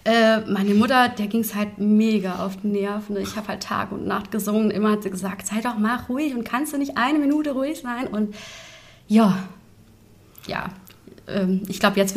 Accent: Bavaria, Germany; now in Fulda, Germany; Aber klar, wenn man halt aufgewachsen ist im Allgäu und äh, Seen um sich hat und ähm, tolle Berge, ne? ist ja im Dreiländereck.

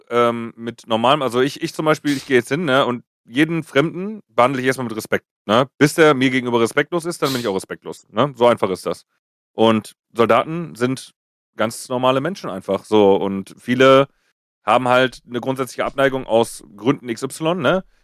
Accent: Oberhausen, North Rhine-Westphalia, Germany; Ich habe dann gesagt, ich komme aus Oberhausen, ne? Also Oberhausen ist eine 240.000

